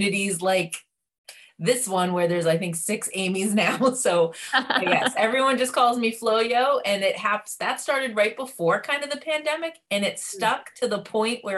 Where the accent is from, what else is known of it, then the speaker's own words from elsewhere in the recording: Massachusetts, United States; I'm from Massachusetts. So born and bred, masshole as we're known as